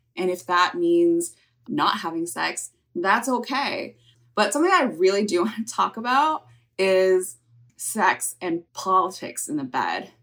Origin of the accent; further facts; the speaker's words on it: California, United States; I grew up in California